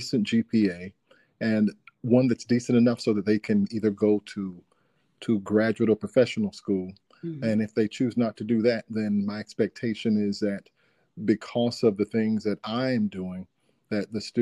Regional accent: Dunn, North Carolina, United States; also born or lived in Ohio / Georgia; I am from North Carolina, born and raised here in a small city called Dunn.

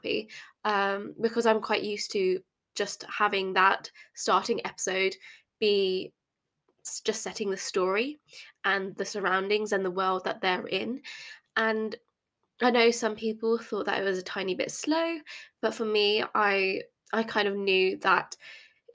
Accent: England, United Kingdom; I grew up in England

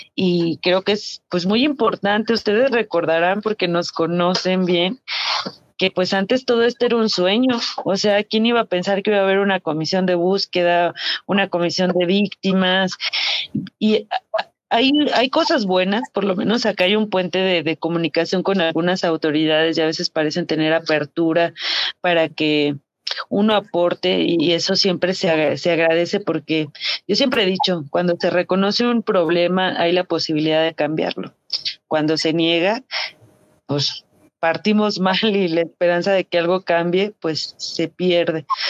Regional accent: Guanajuato, Mexico; somos del estado de Guanajuato

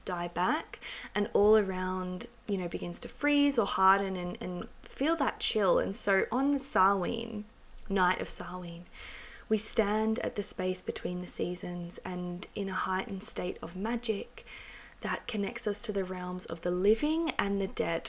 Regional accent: England, United Kingdom; I was born in England, and I've got a long ancestry in England and Wales.

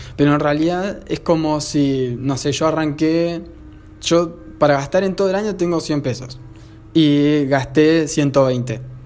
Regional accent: Argentina; acá en Argentina, yo soy argentino

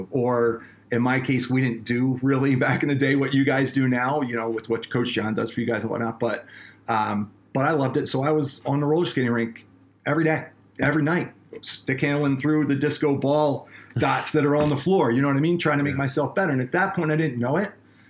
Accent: Colorado, United States; These guys are from Canada. We're from Colorado.

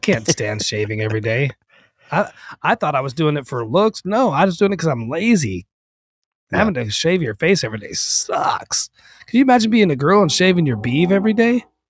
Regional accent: Vermont, United States; We grew up in Vermont

